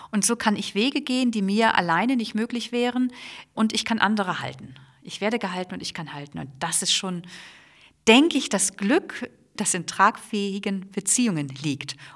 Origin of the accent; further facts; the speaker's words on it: Flensburg, Schleswig-Holstein, Germany; Ich komme ja selber aus Flensburg, bin in Österreich in die Gemeinschaft eingetreten